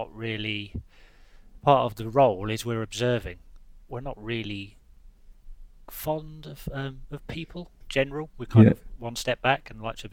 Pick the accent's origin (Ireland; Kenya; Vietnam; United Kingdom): United Kingdom; Leicester, East Midlands; also born or lived in Hoo, Kent; I went to school in a little village called Hoo, H-O-O-O. But I grew up in Leicester in the late '80s, early '90s